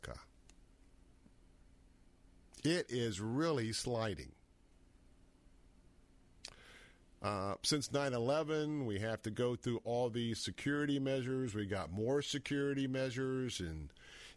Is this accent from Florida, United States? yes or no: yes; Tampa, Florida, United States; I grew up in North Tampa, kind of in the outer Carrollwood area, North Tampa area